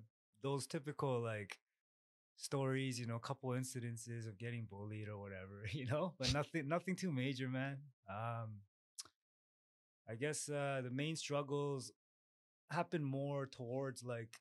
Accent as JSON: {"language": "English", "country": "Canada", "tie": "born or raised there", "also_born_or_lived": "Korea", "second_language": "English", "said": "So I'm born in Korea. I came to Canada at around 8 years old. I just turned 35, so I'm pretty much Canadian, but Korean-born Canadian. Grew up with Korean principles and Korean mindset, very Korean parents as well."}